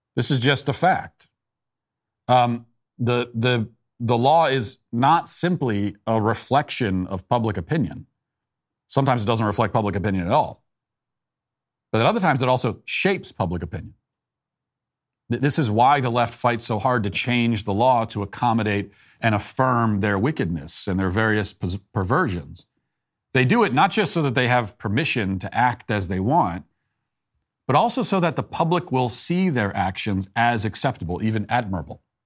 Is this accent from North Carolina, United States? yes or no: no; Virginia, United States; now in Tennessee, United States; I lived there, as you know. That was my, I, I, that's my home state.